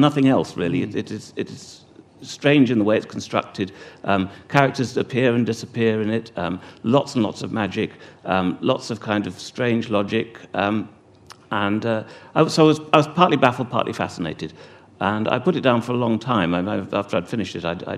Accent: England, United Kingdom; moved away as an adult; now in Wales, United Kingdom; I'm English

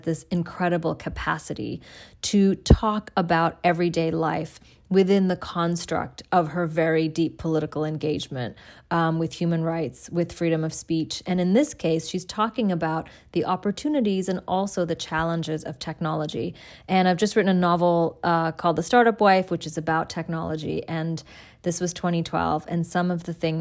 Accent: Dhaka, Dhaka Division, Bangladesh; my hometown of Dhaka, Bangladesh

